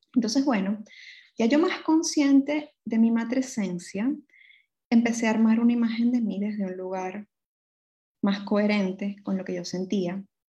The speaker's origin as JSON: {"language": "Spanish", "town": "Caracas", "region": "Capital District", "country": "Venezuela", "tie": "born or raised there", "moved": "as an adult", "said": "mi ciudad natal, Caracas, Venezuela"}